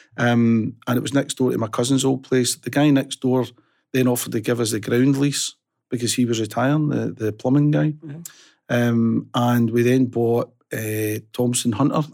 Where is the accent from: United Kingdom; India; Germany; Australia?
United Kingdom; Rutherglen, Scotland; I was born and bred in Rutherglen, um, born in 1962, uh, brought up in Fernhill